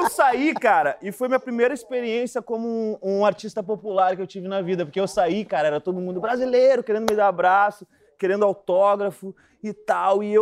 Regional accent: Brazil; eu falei, eu sou brasileiro, eu sou brasileiro! Brasileiro!

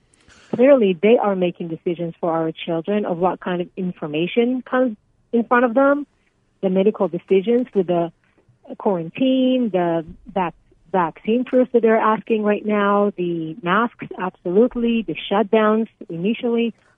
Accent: Israel; moved away as an adult; now in United States; So I came here from Israel over 20 years ago after serving in the military, and I have lived in Arizona since.

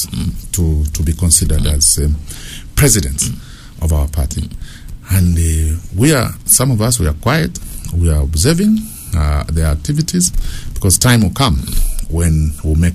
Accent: Ndola, Copperbelt Province, Zambia; also born or lived in Mpongwe, Zambia / Munali, Lusaka, Zambia; now in Lusaka, Zambia; Kabushi, that's my hometown

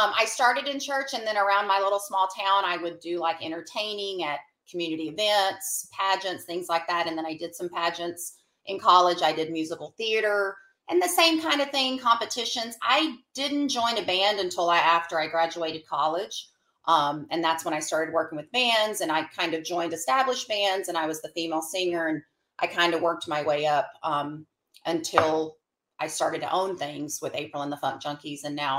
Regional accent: Arkansas, United States; accent: twang; Moved away. Arkansas.

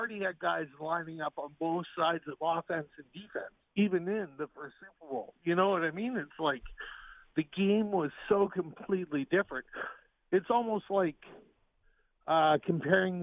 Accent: Toronto, Ontario, Canada; I'm a Canadian from Toronto

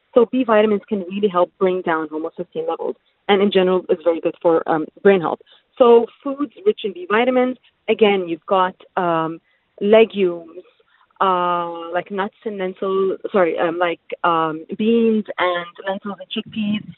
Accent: United Arab Emirates; I'm originally Palestinian, but born and raised in the UAE.

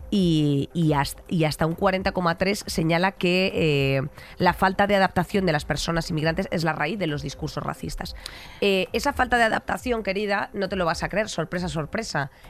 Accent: Catalonia, Spain; oiga, yo no mm. tengo por qué estar explicando a cada sitio que voy que yo soy perfectamente catalana, ¿sabes a lo que me refiero?

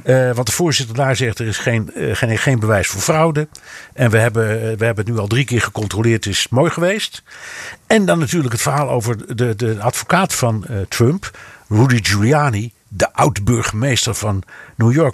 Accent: Netherlands; moved away; also born or lived in United States; ik als echte Hollander

